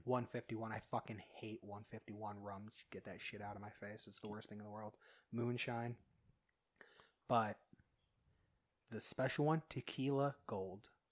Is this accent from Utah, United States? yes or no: yes; Utah, United States; I grew up here in Utah, but my grandparents lived in Ammon